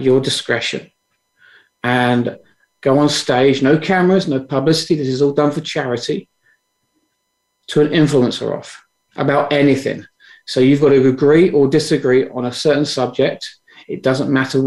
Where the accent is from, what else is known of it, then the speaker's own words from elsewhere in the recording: London, United Kingdom; I was born in London, England.